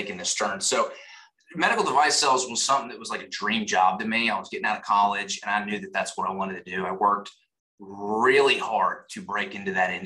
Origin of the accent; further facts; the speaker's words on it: Nashville, Tennessee, United States; I'm from Nashville, Tennessee